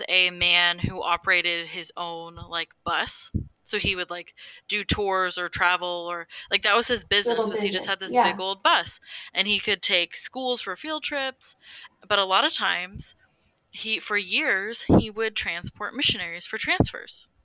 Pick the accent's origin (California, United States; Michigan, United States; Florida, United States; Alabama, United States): California, United States; Central Valley; now in Oklahoma, United States; I'm being from Central Valley, California, currently living in Oklahoma